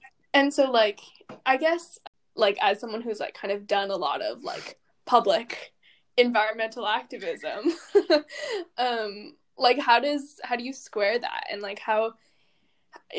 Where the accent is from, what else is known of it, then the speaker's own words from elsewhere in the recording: Portland, Oregon, United States; growing up in Portland